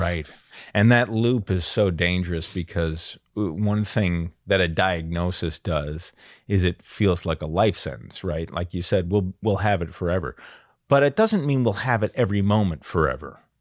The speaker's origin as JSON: {"language": "English", "town": "Perrysburg", "region": "Ohio", "country": "United States", "tie": "born or raised there", "said": "I loved growing up in Perrysburg, Ohio, and I had, I grew up across the street from a baseball diamond"}